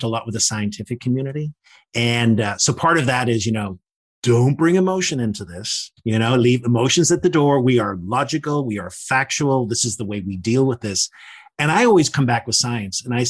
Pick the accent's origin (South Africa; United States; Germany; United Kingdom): United Kingdom; Northern Ireland; I grew up in the Troubles in Northern Ireland